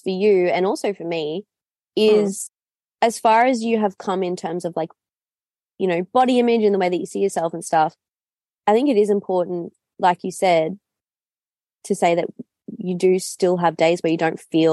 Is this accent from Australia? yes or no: yes; Noosa, Queensland, Australia; moved away; you're in my hometown